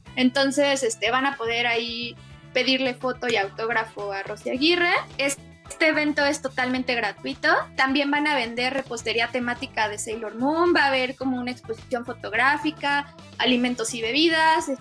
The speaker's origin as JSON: {"language": "Spanish", "country": "Mexico", "said": "inspiró a muchísimas chavitas y chavitos mexicanos que lo vimos en los 90"}